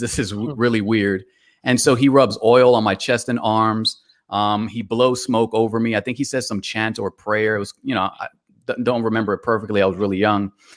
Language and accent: English; New York City, New York, United States; now in Atlanta, United States; I was born in Bronx, New York. I currently reside in Atlanta